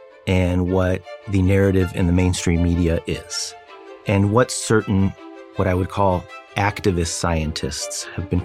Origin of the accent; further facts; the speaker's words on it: Fresno, California, United States; also born or lived in Wrocław, Poland / Chicago, Illinois; I grew up in Fresno, California, where we received political asylum and eventually citizenship